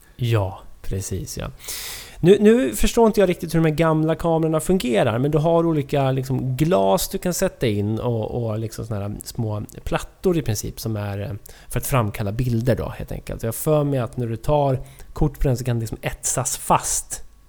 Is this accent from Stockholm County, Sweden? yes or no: yes; Sundbyberg, Stockholm County, Sweden; Sundbyberg där vi växte upp